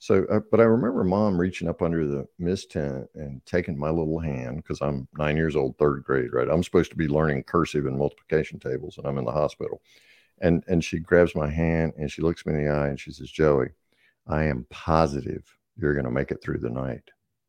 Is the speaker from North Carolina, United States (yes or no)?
yes; North Carolina, United States; I grew up in Eastern North Carolina.